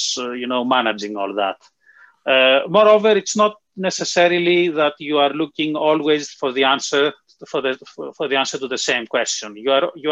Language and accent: English; Greece; moved away as an adult; also born or lived in United Kingdom / Darmstadt, Germany; now in Oxford, United Kingdom; I was actually born in the UK, but then my parents decided to move to Greece, so I grew up in Greece.